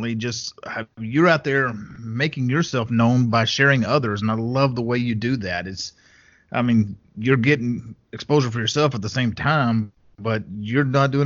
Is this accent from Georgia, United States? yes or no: no; West Texas, United States; I grew up out in West Texas, in a small town in West Texas